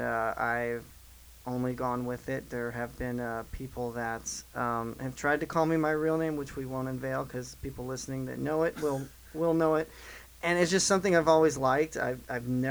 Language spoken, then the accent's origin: English; Southeast Missouri, United States; moved away as an adult; now in Nashville, United States; I'm from Southeast Missouri for those that don't know, so I'm moved about 5 hours away from home after college, and wound up in Nashville